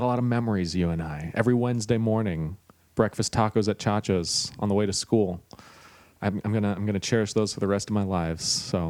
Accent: Texas, United States; You're all I've ever known growing up in Texas

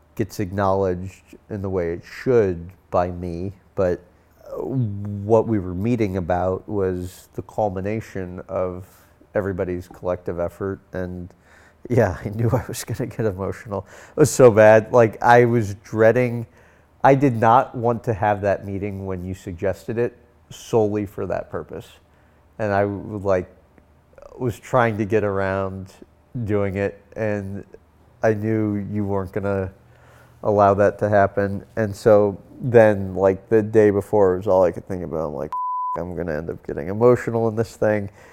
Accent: St. Louis, Missouri, United States; I was born and raised in Saint Louis

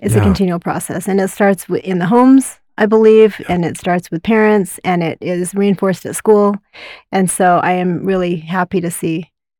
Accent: Utah, United States; also born or lived in South Korea; I grew up down in Utah County, and I am Korean by birth. And my sister and I are both adopted

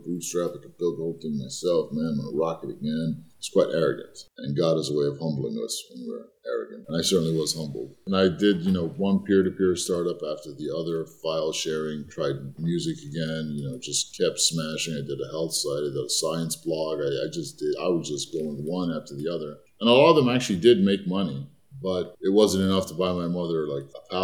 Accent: New York, United States; also born or lived in Egypt; I grew up in Hell's Kitchen, running a newsstand with my parents

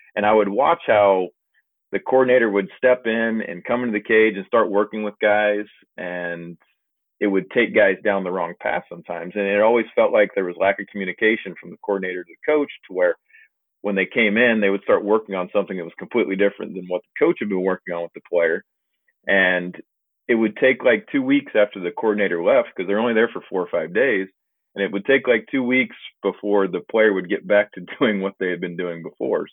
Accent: Liberty, Missouri, United States; I'm originally from Liberty, Missouri, which is a little suburb outside of Kansas City

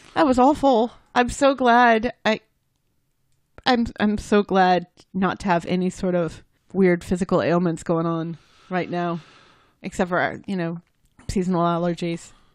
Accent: United States; I'm American

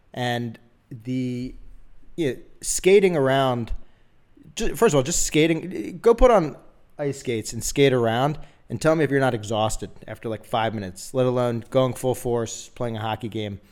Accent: Philadelphia, Pennsylvania, United States; moved away; I grew up in Philadelphia

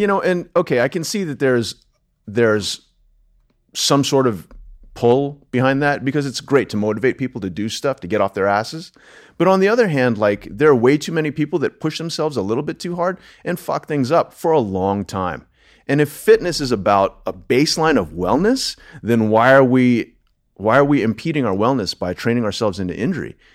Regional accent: Delaware, United States; moved away as an adult; also born or lived in Los Angeles / New York; now in Austin, United States; born and raised in Delaware

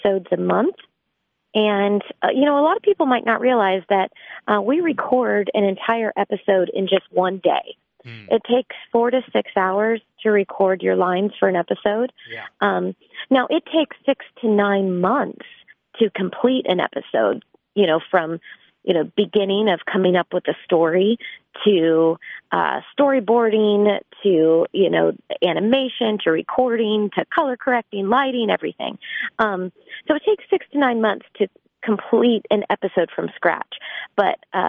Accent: Orlando, Florida, United States; moved away as an adult; I grew up in Orlando, Florida

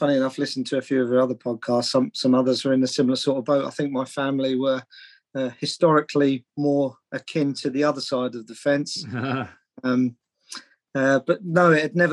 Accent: Hertfordshire, East of England, United Kingdom; I grew up in Hertfordshire. Went to school in Hertfordshire.

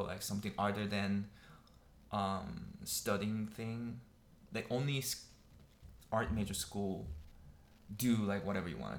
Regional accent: South Korea; English is a second language; moved away as an adult; also born or lived in Wisconsin, United States; now in New York, United States; I grew up in Korea, South Korea. I would say New Jersey of Seoul, like west and south, 30 minutes away from like Seoul transportation

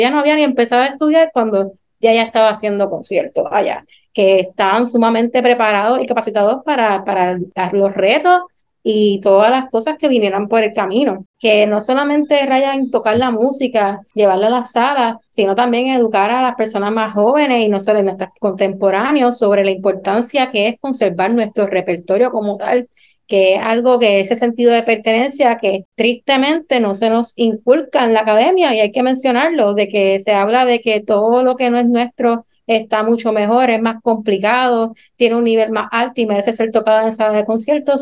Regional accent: Puerto Rico

